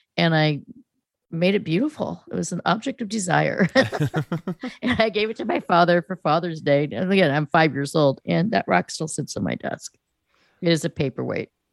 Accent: near Stanford and UC Berkeley, California, United States; growing up in California, in proximity of of Stanford and UC Berkeley.

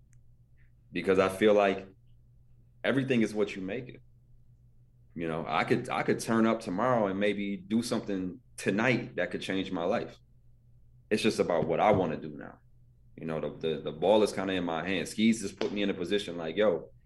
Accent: Buffalo, New York, United States; also born or lived in Ohio; I'm from Buffalo

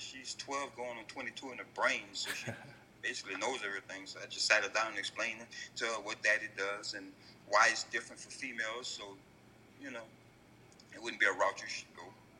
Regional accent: the South, United States; I'm from Southern Distinct, so it's like being Southern, you have a high level of humility.

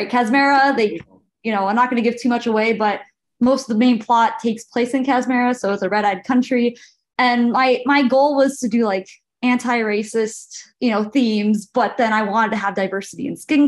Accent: California, United States; I'm from California.

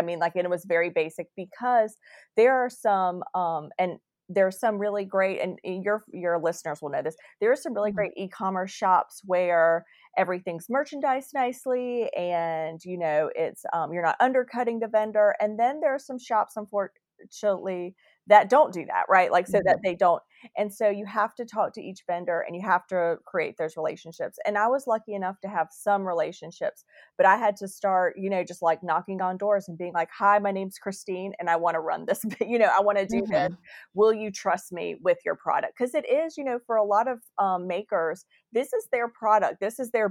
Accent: Winston-Salem, North Carolina, United States; my hometown, Dashing

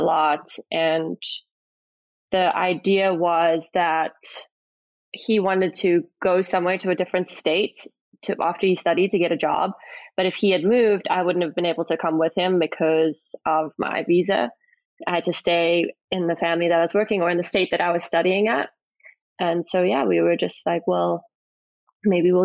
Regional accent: Johannesburg, Gauteng, South Africa; moved away as an adult; also born or lived in San Francisco / Delray Beach / Raleigh, North Carolina; now in United States; I'm originally from South Africa, from a town called Johannesburg, or a city, I should say. I lived in the suburbs there

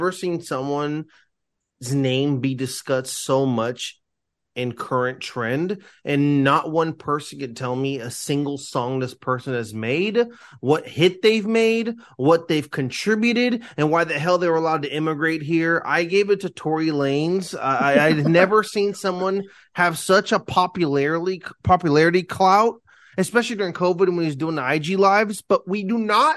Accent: Long Beach, California, United States; I'm from Long Beach

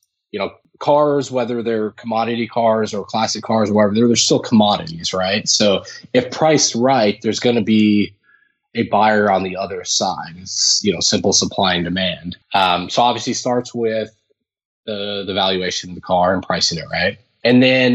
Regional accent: Phoenix, Arizona, United States; also born or lived in Minnesota, United States; I grew up in the Midwest. I was born in Minnesota, lived in Minnesota when I was younger. And then my dad had an opportunity to work with his brother down in Phoenix. And so we moved down there when I was probably, I think it was second grade, maybe third grade

